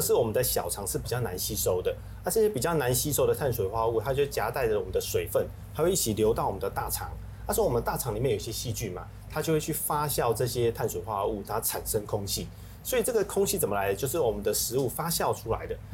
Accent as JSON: {"language": "Chinese", "country": "Taiwan", "said": "我们台湾人"}